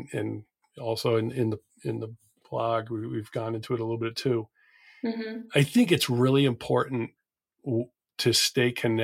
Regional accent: New England, United States; I'm from New England

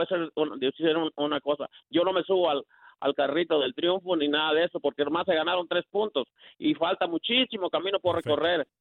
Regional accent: Mexico; now in Houston, United States; Yo soy más mexicano que los nopales

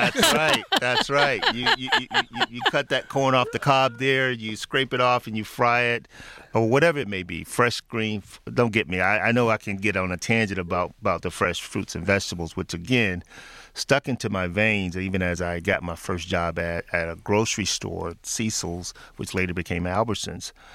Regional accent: Memphis, Tennessee, United States; moved away; back in my hometown of Memphis, Tennessee

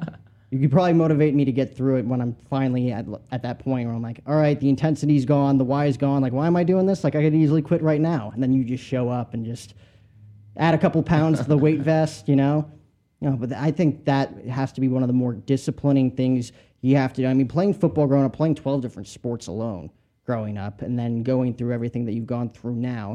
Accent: New Jersey, United States; I grew up in Jersey, so not that far from you.

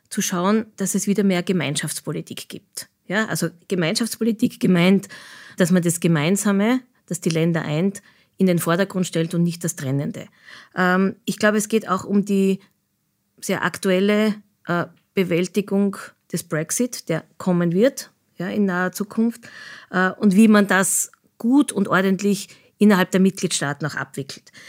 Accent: Austria; an denen wir uns auch europapolitisch sehr stark auch als, Österreich, als Österreicher einbringen können.

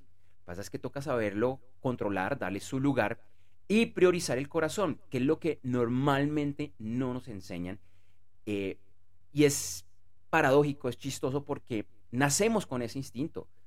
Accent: Bogotá, Colombia; yo soy de Bogotá, Colombia

